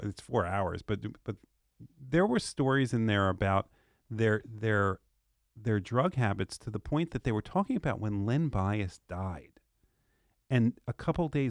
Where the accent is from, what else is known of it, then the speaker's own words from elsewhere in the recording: New Jersey, United States; moved away; I'm from North Jersey originally